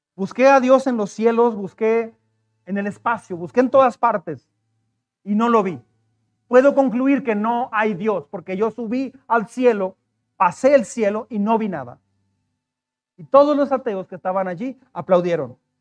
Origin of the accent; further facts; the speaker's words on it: Mexico; como mexicanos